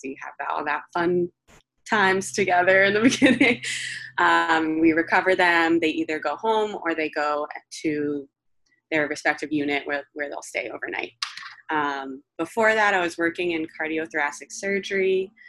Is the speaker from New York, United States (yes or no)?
yes; New York City, New York, United States; also born or lived in Fire Island; I'm born and raised in New York City. I am lucky enough to physically be in Fire Island right now, where I have a home my whole life